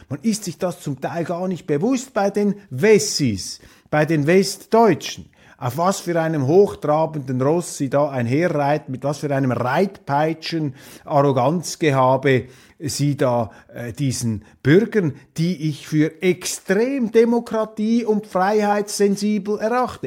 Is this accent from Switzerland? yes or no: yes; Switzerland; wir Schweizer